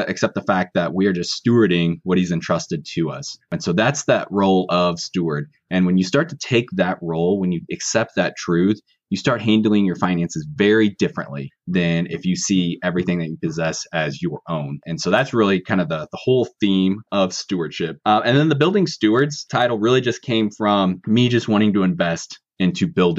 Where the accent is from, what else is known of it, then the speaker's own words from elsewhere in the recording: Kansas City, United States; now in Northwest Missouri, United States; I grew up in the kind of suburbs of Kansas City